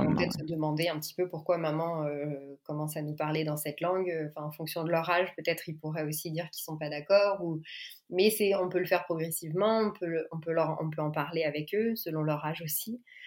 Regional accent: France; moved away as an adult; also born or lived in New York, United States; now in Montreal, Canada; je suis française, je suis euh, orthophoniste donc. Euh, j'ai une petite fille de deux ans et nous on habite à Montréal

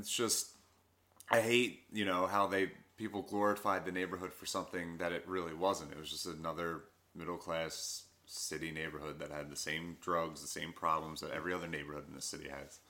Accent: Philadelphia, Pennsylvania, United States; I grew up in Southwest Philly.

